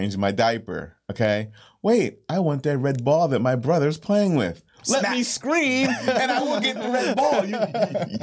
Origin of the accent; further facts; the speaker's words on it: Northern United States, United States; moved away; also born or lived in Southern United States; Born Northern